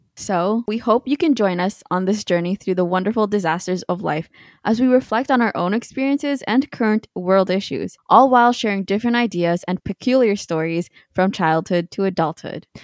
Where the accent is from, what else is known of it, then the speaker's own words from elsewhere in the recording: Canada; we're from Canada